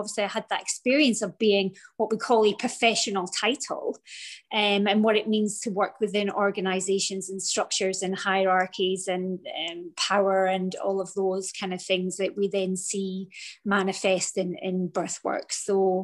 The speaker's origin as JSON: {"language": "English", "region": "Scotland", "country": "United Kingdom", "moved": "as an adult", "lives_now": "Florida, United States", "said": "I'm from Scotland. I'm currently living in Florida. We've been here for 4 years."}